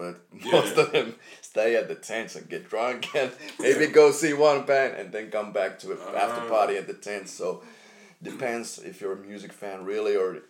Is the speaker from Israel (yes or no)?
no; Jyväskylä, Central Finland, Finland; English is a second language; I'm from Jyväskylä